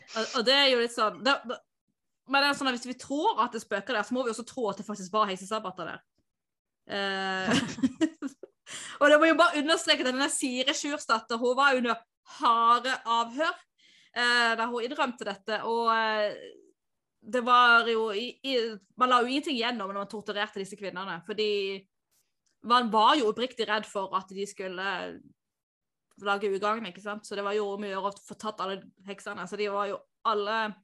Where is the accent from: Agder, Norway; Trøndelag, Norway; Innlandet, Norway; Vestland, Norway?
Agder, Norway; Tveit; der jeg er fra